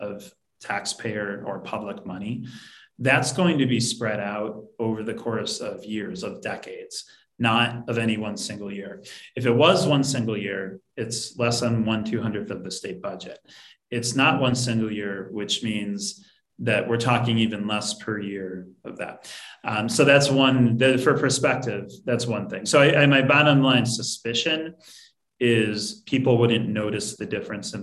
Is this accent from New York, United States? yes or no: yes; Southtowns, south of Buffalo, New York, United States; I grew up in the South Towns